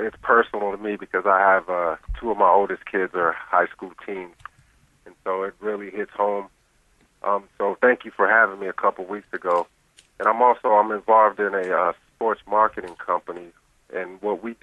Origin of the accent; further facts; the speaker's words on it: North Carolina, United States; I grew up here in North Carolina